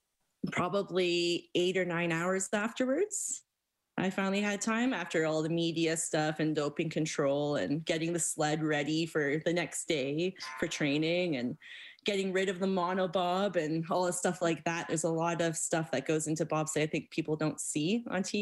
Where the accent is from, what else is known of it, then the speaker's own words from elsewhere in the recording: Stony Plain, Alberta, Canada; I grew up right outside of Stony Plain